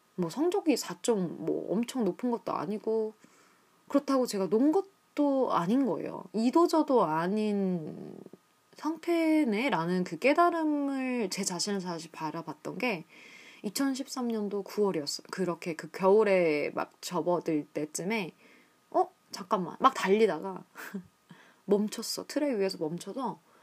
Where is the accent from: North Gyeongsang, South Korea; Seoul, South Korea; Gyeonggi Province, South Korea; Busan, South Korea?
Seoul, South Korea; moved away as an adult; 저는 한국 서울에서 태어나고 자랐습니다.